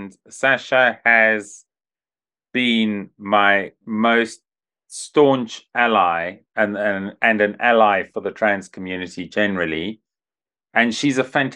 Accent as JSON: {"language": "English", "country": "Zimbabwe", "tie": "born or raised there", "said": "growing up in Zimbabwe"}